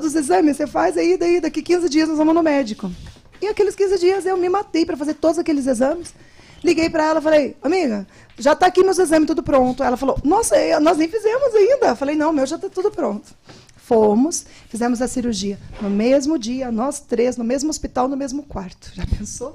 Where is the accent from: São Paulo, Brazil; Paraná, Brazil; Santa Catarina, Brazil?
Paraná, Brazil; accent: leite quente; moved away as an adult; also born or lived in Brasília; sou paranaense